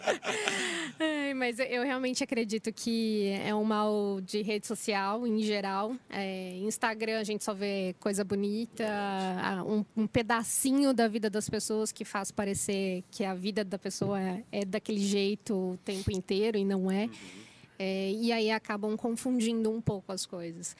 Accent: Itanhaém, São Paulo, Brazil; now in São Paulo, Brazil; eu saí de Itanhaém, eu acho que eu fui uma das primeiras da, da minha família que resolveu explorar

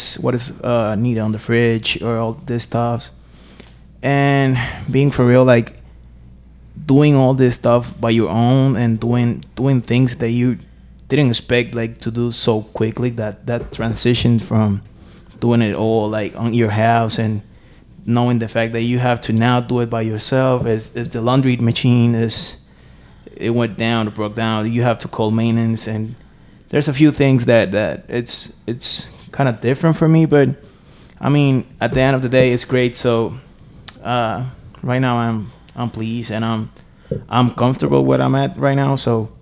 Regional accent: Puerto Rico; moved away; because I moved from Puerto Rico to here

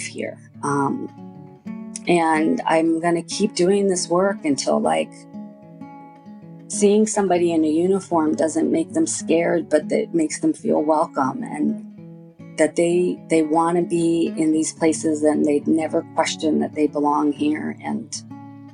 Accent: Long Island, New York, United States; I grew up on Long Island in New York

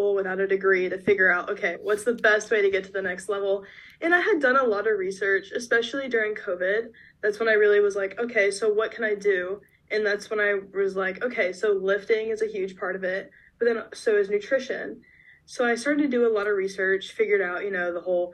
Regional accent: Georgia, United States; I'm from Georgia originally

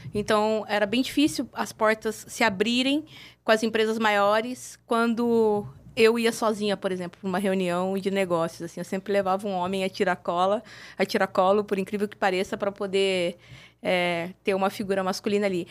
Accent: Mogi Mirim, São Paulo, Brazil; no interior de São Paulo, uma cidade pequena, que é de onde eu venho, a cidade uhum. de Mojimirim.

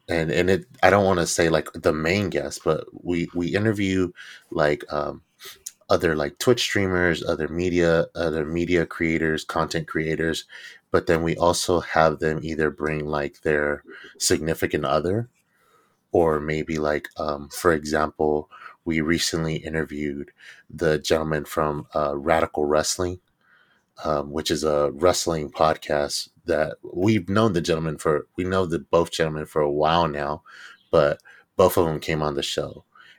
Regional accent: Stockton, California, United States; Like I grew up in Stockton, California, and I've grown up in the south side of Stockton since as long as I can remember.

